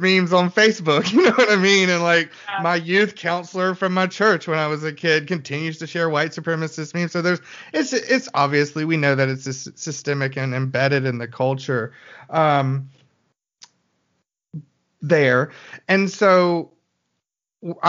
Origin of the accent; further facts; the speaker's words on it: Birmingham, Alabama, United States; I'm from Birmingham